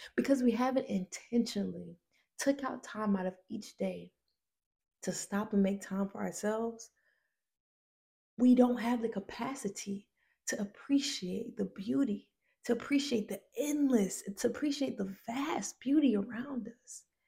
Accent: Decatur, Georgia, United States; I'm from a place called Decatur, Georgia.

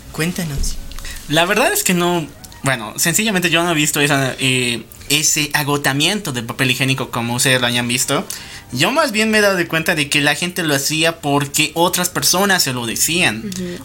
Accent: La Paz, Bolivia; no solo somos de Bolivia, sino también somos de La Paz, Bolivia

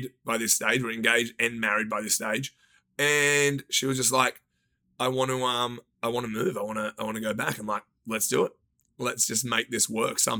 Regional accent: Australia; moved away as an adult; now in Los Angeles, United States; We always thought we were going to live by the beach because just being Australian.

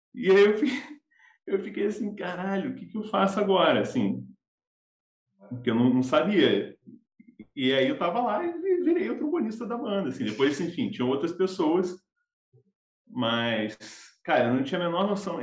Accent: Campinas, São Paulo, Brazil; now in Rio de Janeiro, Brazil; eu sou do interior de São Paulo, sou de Campinas

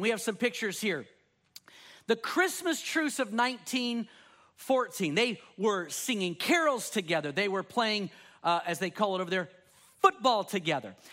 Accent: Texas, United States; Me growing up in Texas, there were colloquialisms and ways that I said things

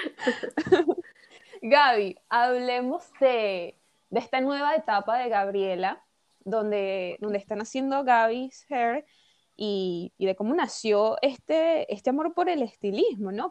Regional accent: Venezuela; moved away; siendo venezolana y habiendo estado allí, habiendo vivido allí

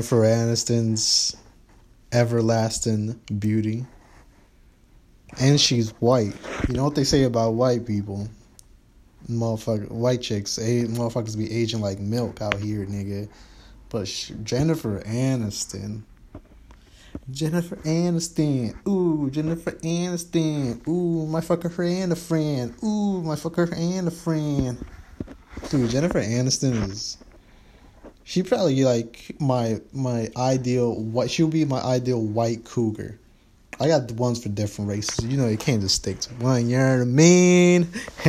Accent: Chicago, Illinois, United States; also born or lived in New York; I'm from Chicago too

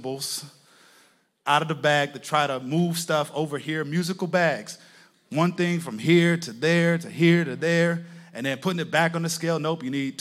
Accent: Texas, United States; moved away as an adult; also born or lived in Connecticut; I'm from Texas, and I ended up in Connecticut because I went to college in Connecticut

